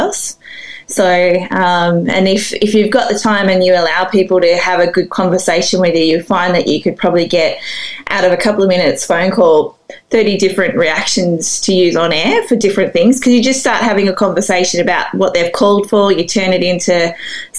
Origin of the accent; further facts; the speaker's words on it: Sydney, New South Wales, Australia; I grew up in Sydney